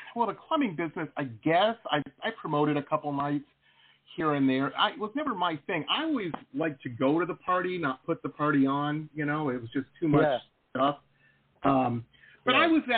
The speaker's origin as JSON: {"language": "English", "town": "Detroit", "region": "Michigan", "country": "United States", "tie": "born or raised there", "said": "I grew up in Detroit, Michigan"}